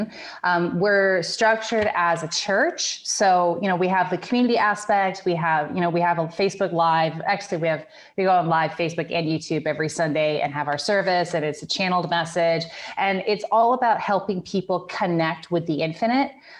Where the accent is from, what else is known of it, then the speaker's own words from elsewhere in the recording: Grass Valley, California, United States; I am from Northern California, a little city called Grass Valley